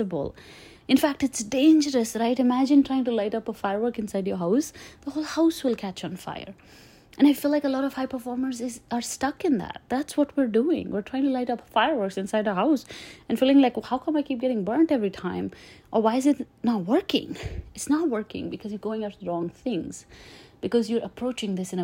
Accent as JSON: {"language": "English", "country": "India", "tie": "born or raised there", "moved": "as an adult", "lives_now": "United States", "said": "I grew up in India"}